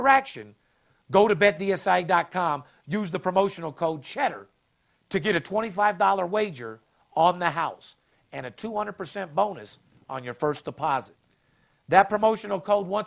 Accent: Las Vegas, Nevada, United States; born and raised in Las Vegas, myself, guy that's been in it for 30 years

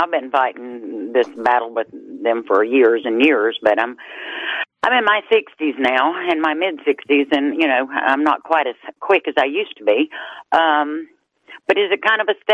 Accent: Georgia, United States; I'm from Georgia

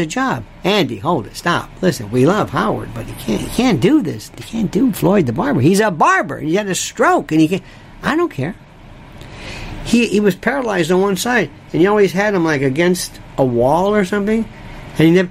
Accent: Canada; I'm from Canada.

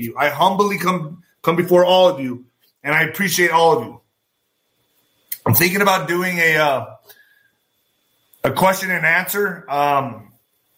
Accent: United States; I'm just trying to do my part as an American

